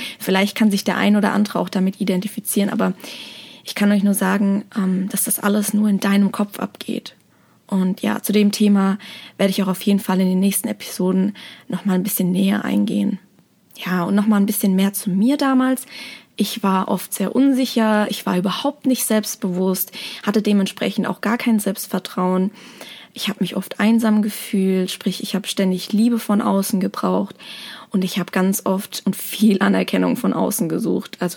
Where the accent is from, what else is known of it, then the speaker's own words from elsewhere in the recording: Aschaffenburg, Bavaria, Germany; Ich bin geboren und aufgewachsen in Aschaffenburg, das ist in der Nähe von Frankfurt